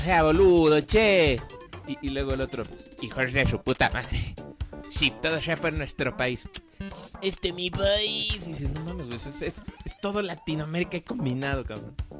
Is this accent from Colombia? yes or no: no; Mexico; Siendo mexicanos como somos